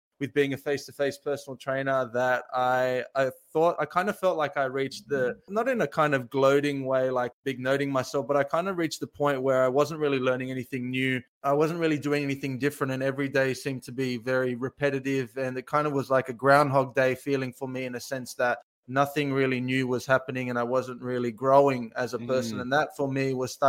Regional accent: Australia; I am from Australia

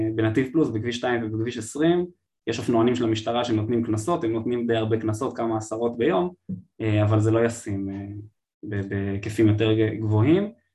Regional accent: Israel

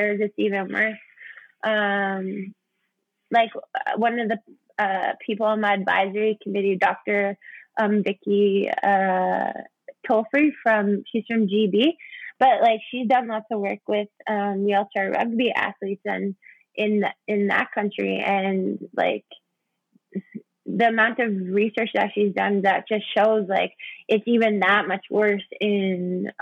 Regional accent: Saskatchewan, Canada; I'm from Saskatchewan

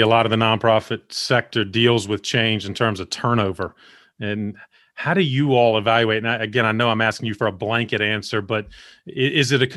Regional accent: Elizabeth City, North Carolina, United States; my hometown of Elizabeth City

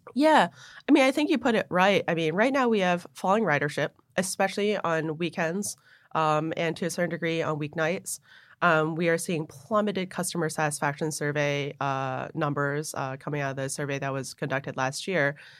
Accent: Buffalo, New York, United States; moved away; also born or lived in Hong Kong / New Jersey; I grew up in Buffalo

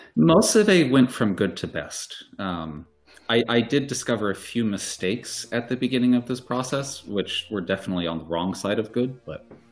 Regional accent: Utah, United States; now in Cambridge, Massachusetts, United States; I did grow up in Utah

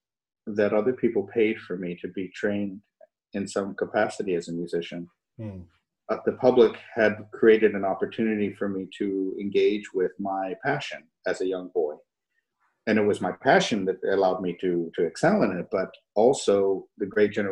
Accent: Fort Worth, Texas, United States; I grew up in Fort Worth, Texas.

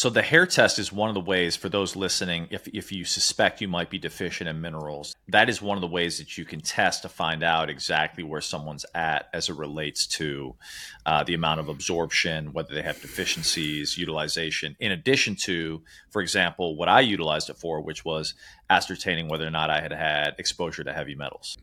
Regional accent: Chicago, Illinois, United States; moved away; also born or lived in New York City / Sri Lanka; I grew up in Chicago, lived in New York City

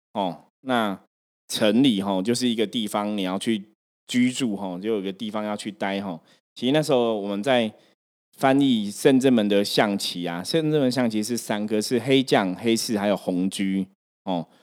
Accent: Taipei, Taiwan; 本身我是台北人嘛

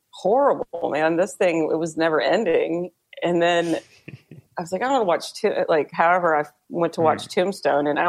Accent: Texas, United States; growing up in Texas

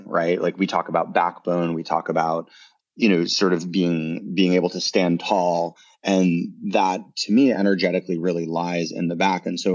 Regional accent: Boulder, Colorado, United States; growing up in Boulder, I had really great access to the mountains

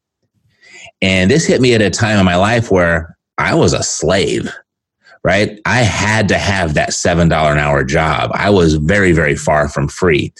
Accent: Southern California, United States; I'm born and raised in Southern California

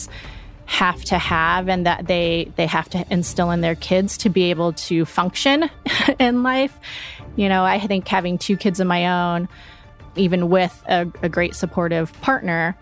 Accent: Colorado Springs, Colorado, United States; now in Denver, United States; I born and raised in Colorado, originally from Colorado Springs, but currently live in Denver with my husband and my two kids

